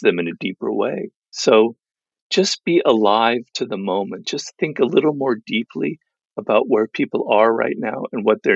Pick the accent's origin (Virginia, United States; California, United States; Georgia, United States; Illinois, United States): California, United States; Los Angeles; my kind of cloistered life in Los Angeles, because I grew up here